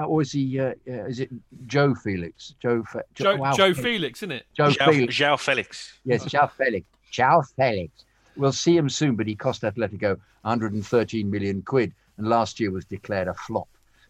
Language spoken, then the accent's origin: English; London, United Kingdom; now in California, United States; I grew up in London within walking distance of the club.